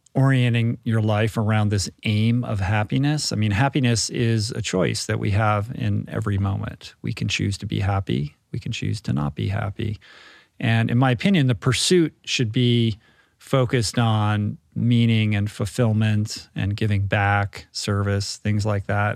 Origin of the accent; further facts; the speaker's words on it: United States; as an American